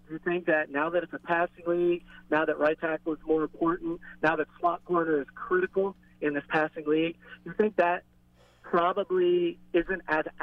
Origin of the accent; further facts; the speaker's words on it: Florida, United States; and I told you I was from the Florida Keys